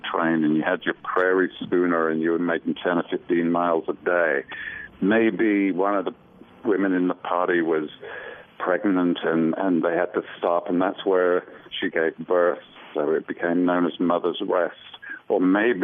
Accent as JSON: {"language": "English", "town": "Birmingham", "region": "West Midlands", "country": "United Kingdom", "accent": "English", "said": "I'm from Birmingham, England, which is right in the center of the country"}